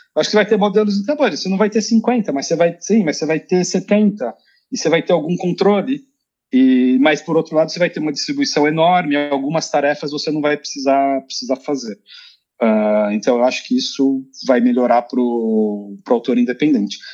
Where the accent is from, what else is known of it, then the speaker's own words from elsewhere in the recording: Brazil; moved away as an adult; now in Sweden; eu sou brasileiro moro na Suécia